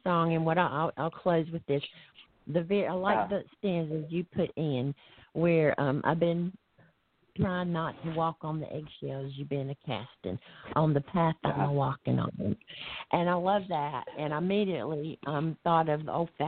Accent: the South, United States; I'm from the South, too

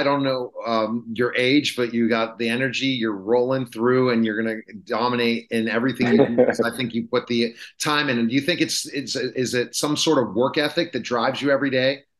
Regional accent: the North, United States; I'm from the North.

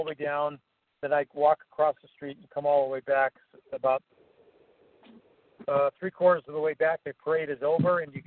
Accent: Evanston, Illinois, United States; here in my hometown of Evanston

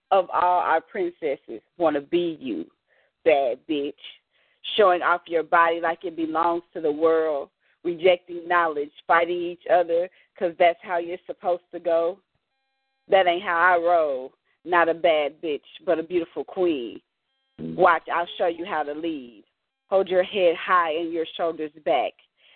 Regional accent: Alabama, United States; I'm from Bama

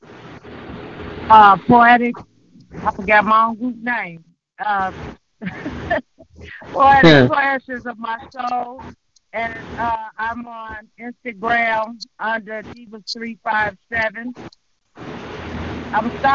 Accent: Chicago, Illinois, United States; moved away as an adult; now in Indianapolis, United States; I'm from Chicago originally, and I've been in Indianapolis for over 20 years

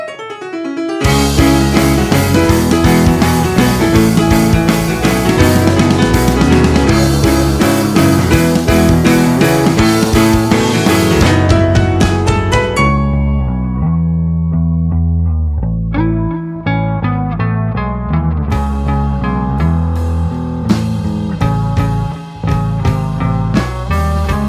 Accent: Pittsburgh, Pennsylvania, United States; I'm from Pittsburgh, and our baseball team is the Pirates

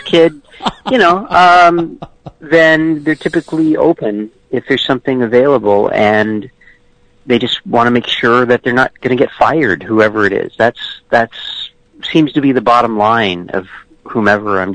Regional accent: Memphis, Tennessee, United States; I grew up in Memphis

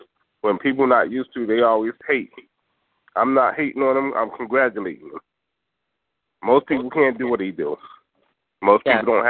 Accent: Philadelphia, Pennsylvania, United States; now in Brooklyn, United States; I originally was from Philadelphia. I live in New York.

